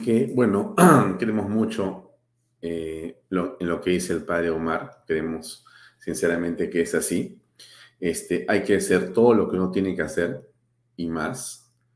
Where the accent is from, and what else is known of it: Peru